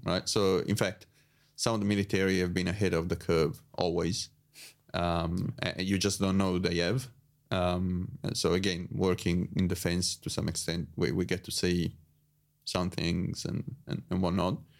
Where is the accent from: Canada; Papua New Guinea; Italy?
Italy; moved away as an adult; I was born in Italy